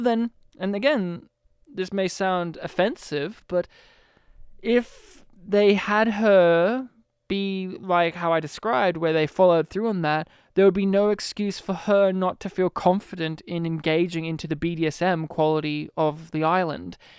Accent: Australia; As an Australian

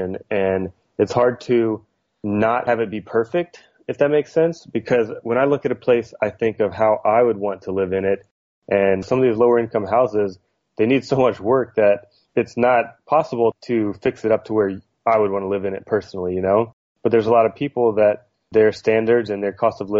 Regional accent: outside New Orleans, Louisiana, United States; moved away as an adult; now in Long Beach, United States; I grew up outside New Orleans, Louisiana, in a really small town

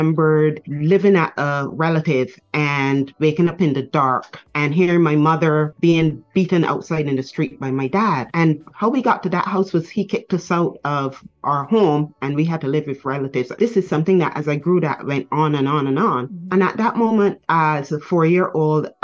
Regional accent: Barbados; born in Barbados.

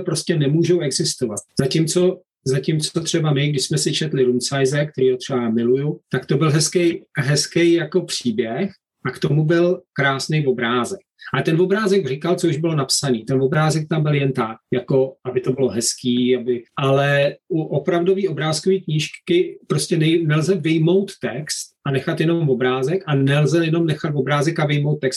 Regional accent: Bohemia, Czechia; moved away as an adult; also born or lived in Prague; now in Worcester, United Kingdom; my jsme vyrůstali v Čechách s knížkama

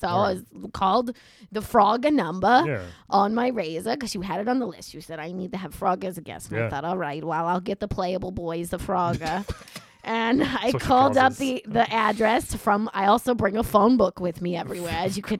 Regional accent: New York City, New York, United States; also born or lived in Brooklyn; I grew up on the Upper East Side on 110th and 1st.

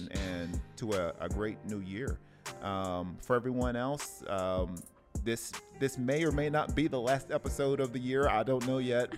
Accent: Tennessee, United States; now in Oceanside, United States; I love my hometown from Tennessee

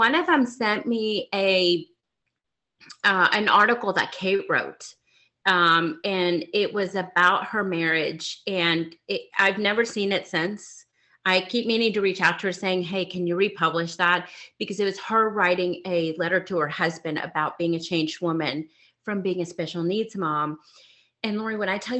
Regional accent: Mexico; moved away; I grew up in Mexico

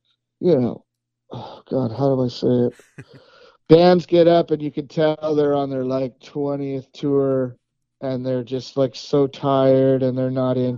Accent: West Coast, United States; now in Texas, United States; Look, I'm from the West Coast.

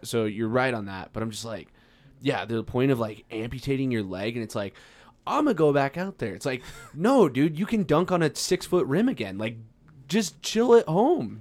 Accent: Farmington, New Mexico, United States; now in Albuquerque, United States; I'm from Farmington, New Mexico

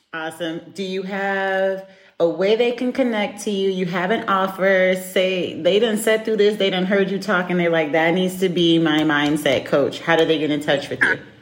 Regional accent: United States; moved away as an adult; now in Europe; I'm American

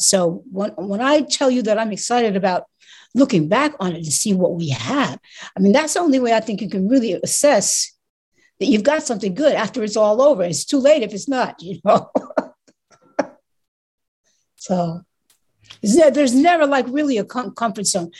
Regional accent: New York City, New York, United States; I'm from New York City

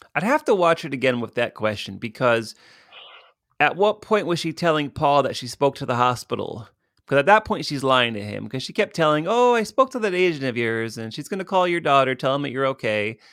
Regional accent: Stamford, Connecticut, United States; my hometown of Stamford, Connecticut

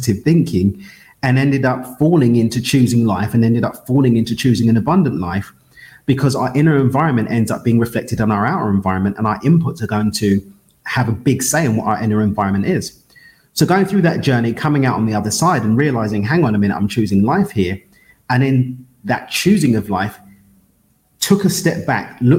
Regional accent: London, United Kingdom; I'm born and raised in East London in the UK.

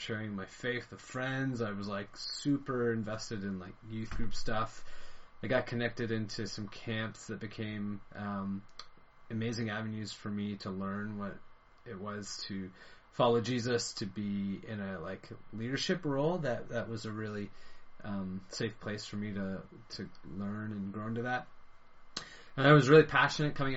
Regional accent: London, Ontario, Canada; also born or lived in Ireland; now in Hamilton, Canada; I eventually grew up in London, Ontario, and that's where I spent all my years going to school through high school and university

